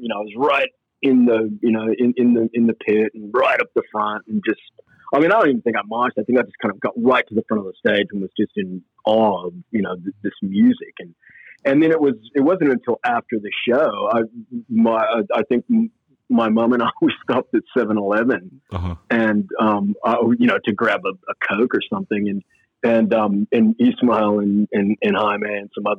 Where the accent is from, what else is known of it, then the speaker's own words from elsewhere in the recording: Port Hueneme, California, United States; moved away as an adult; also born or lived in Oxnard, California; now in Melbourne, Australia; I don't even come from Oxnard. I'm from Port Hueneme, California